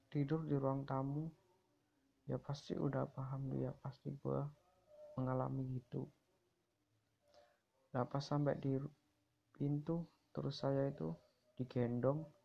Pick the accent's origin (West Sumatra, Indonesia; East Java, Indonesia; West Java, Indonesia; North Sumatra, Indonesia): East Java, Indonesia; Gresik; Gue berasal dari Gersik.